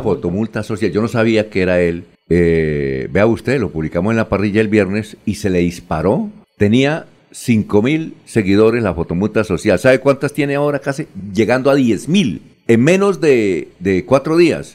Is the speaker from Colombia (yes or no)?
yes; Bucaramanga, Santander, Colombia; also born or lived in Girón